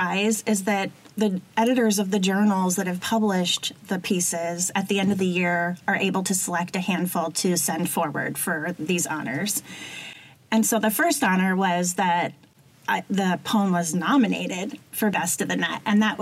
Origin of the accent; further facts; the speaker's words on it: New York, United States; moved away as an adult; also born or lived in Miami / Illinois; now in Michigan, United States; I'm originally from New York